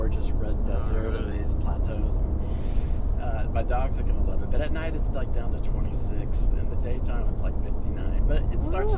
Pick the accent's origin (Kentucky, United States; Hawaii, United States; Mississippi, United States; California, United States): Kentucky, United States; moved away as an adult; also born or lived in Louisville, Kentucky; I grew up in Kentucky